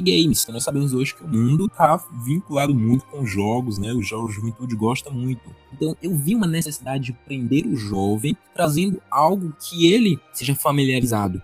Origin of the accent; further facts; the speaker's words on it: Northeast Region, Brazil; eu como nordestino